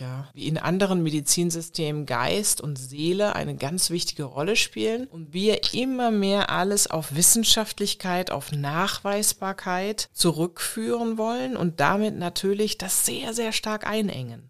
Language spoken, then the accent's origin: German; Germany; moved away as an adult; Deutschland ist meine Heimat